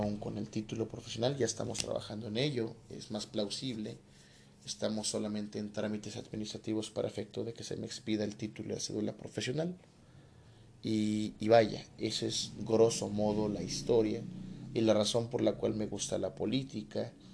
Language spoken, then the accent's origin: Spanish; Coatepec, Mexico; also born or lived in Tepotzotlán, State of Mexico; Regreso a mi comunidad, eh, se da un movimiento político interesante, me toca ser el asesor jurídico del comisariado de bienes comunales de mi pueblo que se llama Coatepec